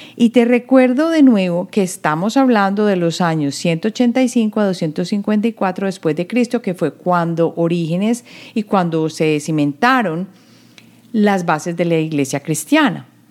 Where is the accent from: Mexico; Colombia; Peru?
Colombia; now in United States; En la época en que yo crecí en Colombia, había unión de estado e iglesia